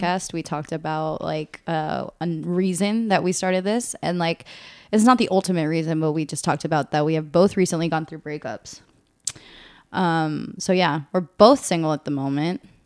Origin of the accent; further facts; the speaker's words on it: Northern Virginia, United States; also born or lived in Monterey, California; grew up also here in the Nova area.